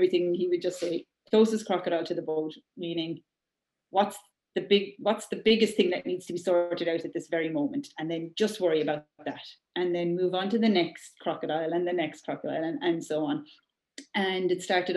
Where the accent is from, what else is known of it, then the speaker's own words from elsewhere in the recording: Ireland; we're Irish